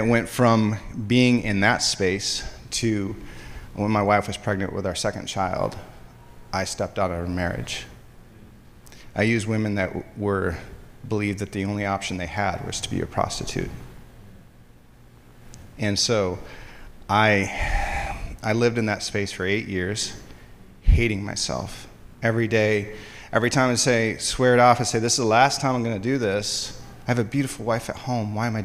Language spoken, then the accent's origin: English; Hudsonville, Michigan, United States; I grew up in West Michigan. I grew up in Hudsonville